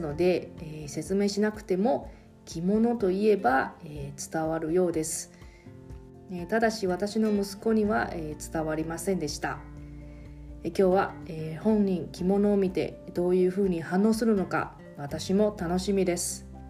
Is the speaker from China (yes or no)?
no; Taiwan; now in Okinawa, Japan; 私 の、えー、出身地の台湾